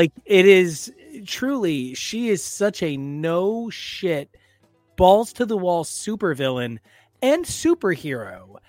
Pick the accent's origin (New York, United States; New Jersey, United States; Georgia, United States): New Jersey, United States; So I'm from New Jersey.